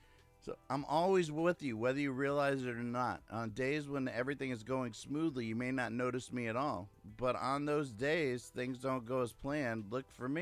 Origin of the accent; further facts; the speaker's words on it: Clearwater, Florida, United States; from Clearwater, Florida.